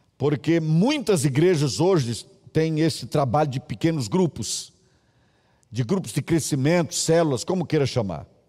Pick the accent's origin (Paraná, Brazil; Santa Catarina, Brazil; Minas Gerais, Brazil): Minas Gerais, Brazil; moved away; also born or lived in Brasília; E eu me lembro na minha adolescência em Minas, na minha infância